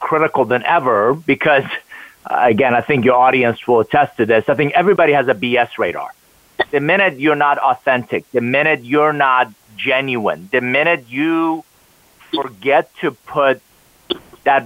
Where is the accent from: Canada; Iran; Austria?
Iran; English is a second language; now in United States; I am originally from Iran, came to the U.S. with $100 suitcase, didn't know anybody, didn't speak a word of English